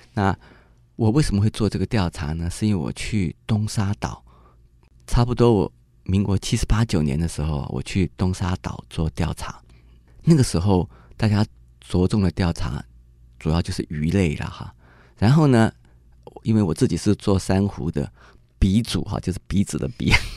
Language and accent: Chinese; Taipei, Taiwan; 我是台北人